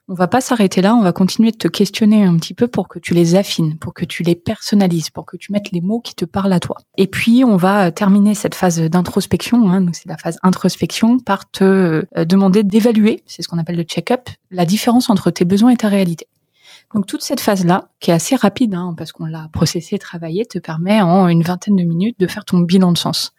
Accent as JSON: {"language": "French", "town": "Creil", "region": "Hauts-de-France", "country": "France", "tie": "born or raised there", "moved": "yes", "said": "je viens d'une lignée d'agriculteurs bretons. Euh, si j'ai grandi à Creil"}